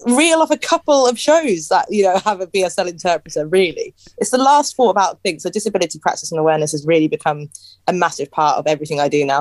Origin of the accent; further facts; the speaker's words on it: Northampton, East Midlands, United Kingdom; I'm from Northampton